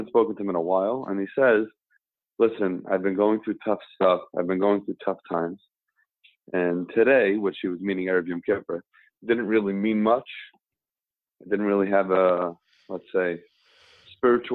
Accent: New York City, New York, United States; I grew up in Kew Gardens Hills

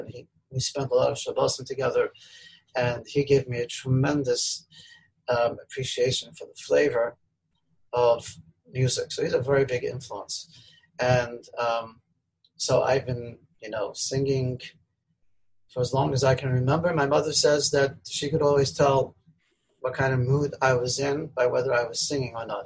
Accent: Melbourne, Victoria, Australia; I grew up in Melbourne, Australia.

